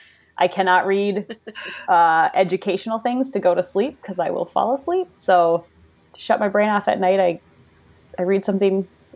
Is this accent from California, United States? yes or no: no; Minnesota, United States; born and raised in Minnesota, mom of two girls